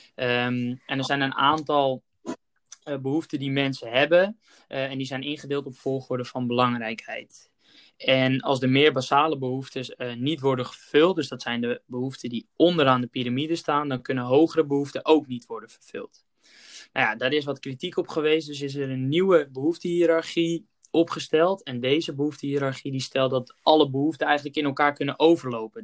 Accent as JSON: {"language": "Dutch", "country": "Netherlands", "said": "als Nederlanders"}